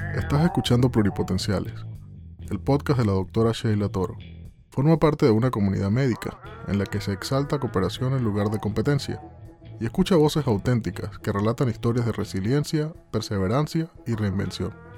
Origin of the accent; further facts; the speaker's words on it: Puerto Ordaz, Bolívar, Venezuela; moved away as an adult; en mi ciudad, de donde yo soy, en Venezuela. Empecé a trabajar ahí en Trauma, que es Puerto Ordaz, es una ciudad en el sureste de Venezuela